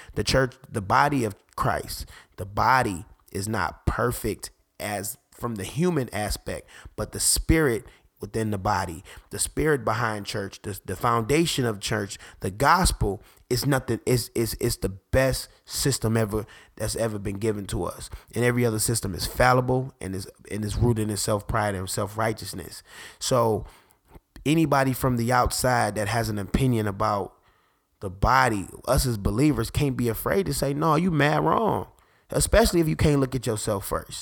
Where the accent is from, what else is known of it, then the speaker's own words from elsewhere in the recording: Detroit, Michigan, United States; I'm from Detroit, so I, I grew up in the era when people were getting shot for glasses